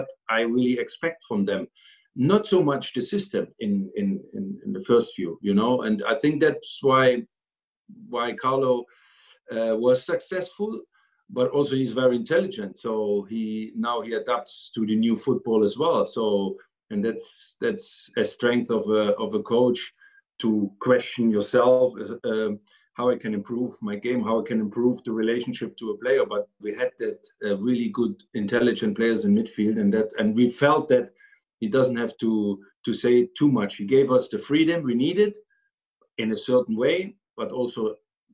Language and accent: English; East Germany, Germany; moved away; I grew up in East Germany